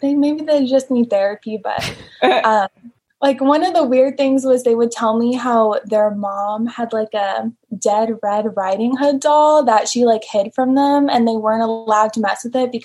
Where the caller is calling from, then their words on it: Austin, Texas, United States; I'm calling from Austin, Texas.